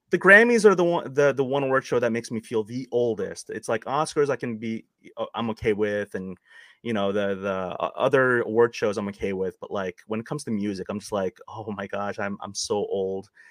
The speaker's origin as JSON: {"language": "English", "town": "New York City", "region": "New York", "country": "United States", "tie": "born or raised there", "said": "I'm a Queens boy, or I grew up in Queens"}